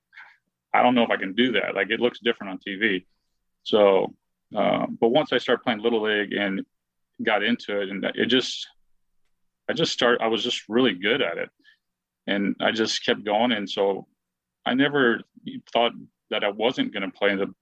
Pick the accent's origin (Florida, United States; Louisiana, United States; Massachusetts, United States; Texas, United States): Texas, United States; El Paso; growing up in El Paso